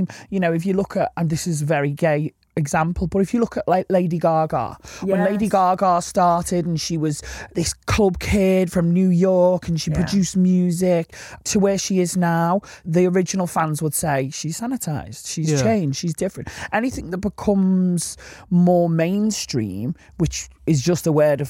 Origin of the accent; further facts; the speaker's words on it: Liverpool, North West England, United Kingdom; accent: Scouse; As a Scouser, something we say a lot is that's boss